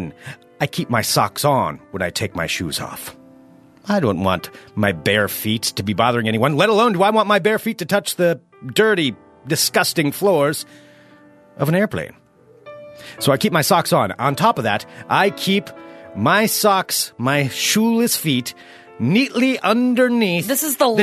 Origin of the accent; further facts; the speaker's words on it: United States; as an American